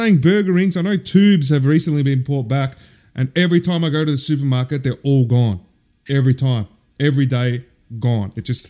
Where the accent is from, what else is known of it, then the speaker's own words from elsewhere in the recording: Melbourne, Victoria, Australia; moved away; … growing up in Oakley.